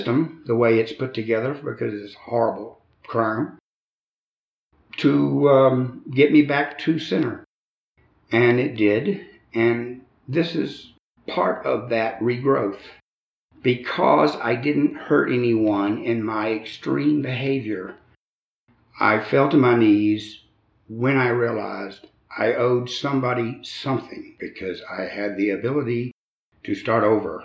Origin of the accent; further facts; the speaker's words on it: Albany, Georgia, United States; I was born in Albany, Georgia. I had a wonderful childhood